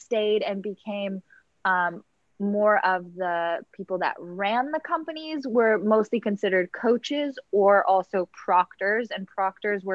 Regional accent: Los Angeles, California, United States; I grew up in Los Angeles

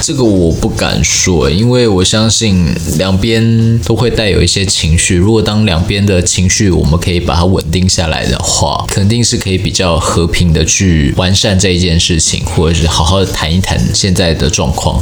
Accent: Taiwan; 我就说我是台湾人

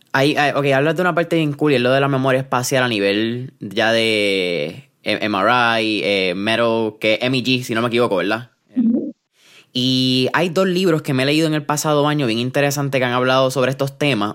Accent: Puerto Rico

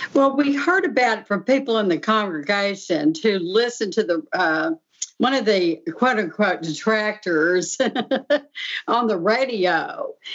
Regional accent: Texas, United States; now in Pittsburgh, United States; I'm originally from Texas, and I've lived here in Pittsburgh area for 43 years.

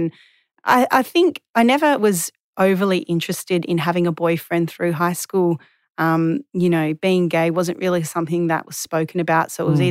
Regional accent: Perth, Western Australia, Australia; So I'm from Western Australia. Mm-hmm. I'm a proud West Aussie, and I was born in 1985

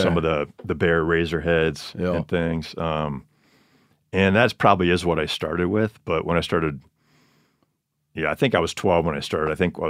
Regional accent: Montello, Wisconsin, United States; Montello, Wisconsin, kind of central part of the state, about an hour north of Madison.

